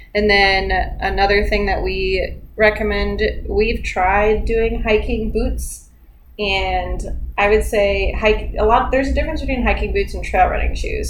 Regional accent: Florida, United States; we're from Florida

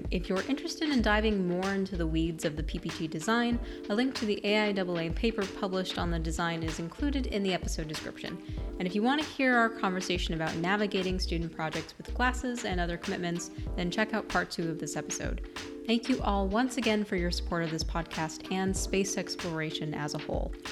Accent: Hawaii, United States; born there; I was born in Hawaii.

